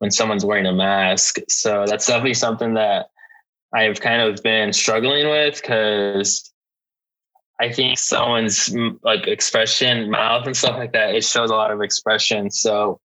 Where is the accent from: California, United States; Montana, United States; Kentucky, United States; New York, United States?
California, United States; Lynwood; Linwood is like the small city that I grew up in. It's a small city in LA, right next to Compton